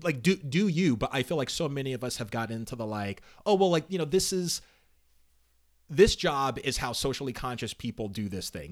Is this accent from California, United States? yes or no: yes; Altadena, California, United States; I lived in Altadena